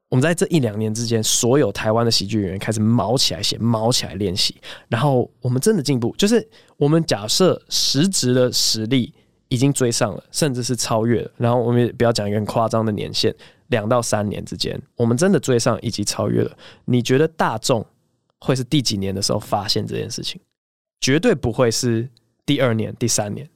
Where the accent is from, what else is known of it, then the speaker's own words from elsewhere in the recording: United States; moved away; 我小时候在美国最爱的两只鸟